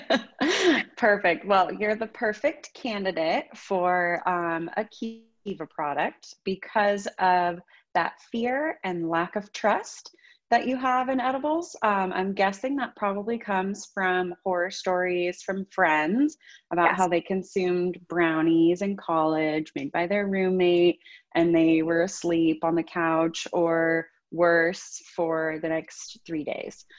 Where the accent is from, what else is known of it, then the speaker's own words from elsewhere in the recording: the Bay Area, California, United States; also born or lived in Santa Barbara; I'm from the Bay Area